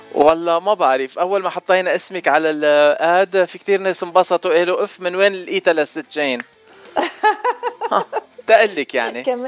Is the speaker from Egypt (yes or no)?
no; Beirut, Beirut Governorate, Lebanon; انا من الاشرفيه